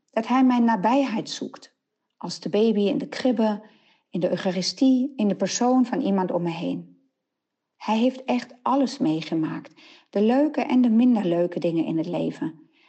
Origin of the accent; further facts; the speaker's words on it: Nijmegen, Gelderland, Netherlands; uit Nijmegen.